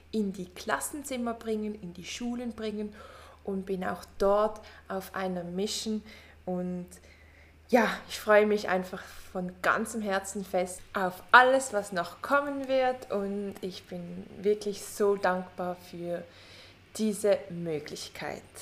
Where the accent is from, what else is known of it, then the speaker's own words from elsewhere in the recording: Switzerland; born there; ich bin in der Schweiz geboren und ich wuchs in einer ganz, ganz großen Familie auf